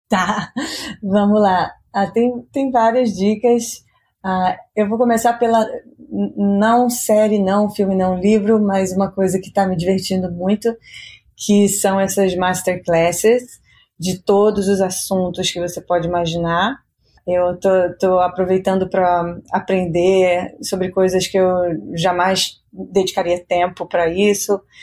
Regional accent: Rio de Janeiro, Brazil; moved away as an adult; also born or lived in United States; Eu nasci no Rio

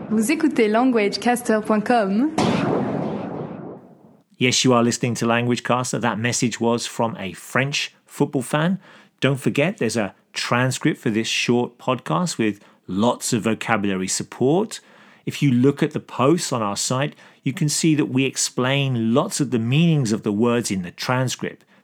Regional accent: Brisbane, Queensland, Australia; I'm from Brisbane and I'm a West Ham supporter

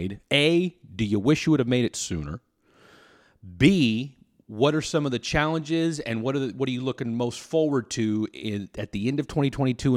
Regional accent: Topeka, Kansas, United States; my hometown. I guess it would be his hometown as well. The good old T.O.P., Topeka, Kansas

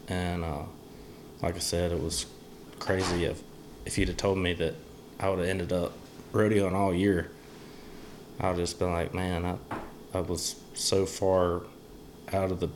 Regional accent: Clanton, Alabama, United States; I'm from Alabama, Clanton, Alabama

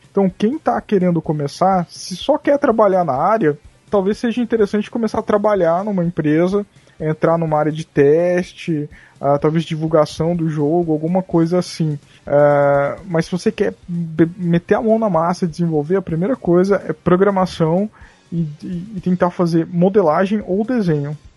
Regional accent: Mato Grosso do Sul, Brazil; sou do Mato Grosso do Sul, né? Então, tipo, aqui o negócio rola muito sertanejo

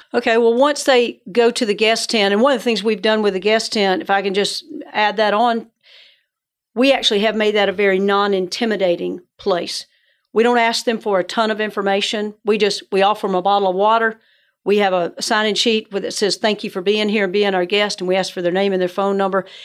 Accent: Georgia, United States; I grew up in Georgia, so that's where the northern accent comes

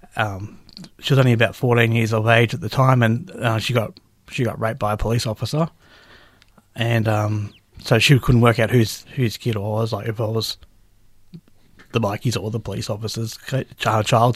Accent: Brisbane, Queensland, Australia; also born or lived in Gympie, Queensland / Sunshine Coast (ancestry); now in Victoria, Australia; I grew up, I was born in Gympie but raised in Brisbane.

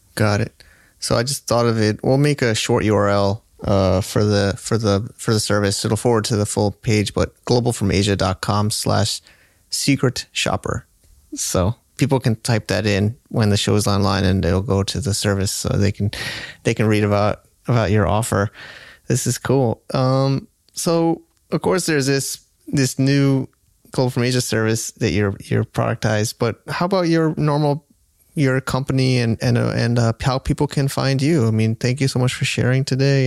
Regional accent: United States; I'm American

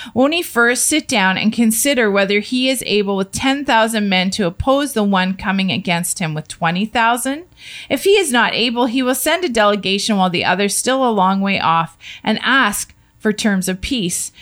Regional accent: Canada; we as a Canadian family

